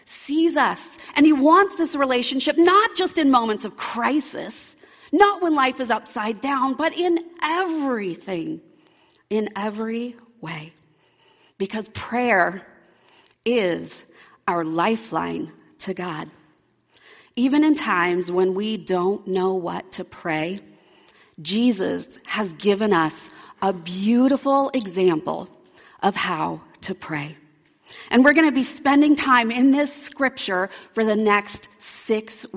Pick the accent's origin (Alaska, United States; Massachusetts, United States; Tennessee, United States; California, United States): Alaska, United States; also born or lived in Oregon; I grew up in Alaska. When I was 9, my family moved from Oregon to Alaska